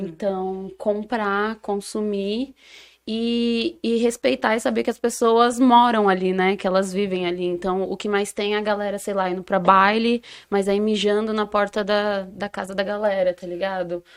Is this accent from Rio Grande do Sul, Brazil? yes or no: no; São Paulo, Brazil; also born or lived in Campinas; A minha quebrada é o Elipa, pros íntimos, Heliópolis, Zona Sul de São Paulo